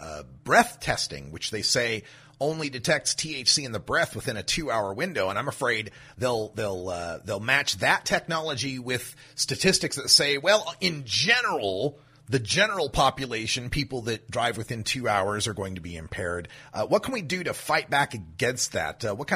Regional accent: Oregon, United States; the first one comes from my home state of Oregon, where our Measure 91 mandated a earmark of money

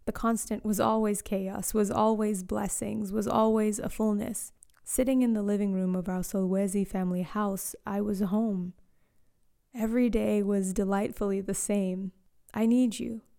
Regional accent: South Africa; also born or lived in Eswatini / Australia / Canada; I was born in Eswatini to Zambian parents. I grew up in South Africa and Australia and Canada.

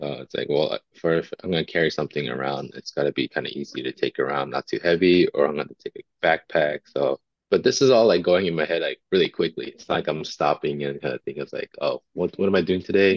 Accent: Montebello, California, United States; So I am born and raised in Los Angeles. I grew up in a city called Montebello, just east of Los Angeles

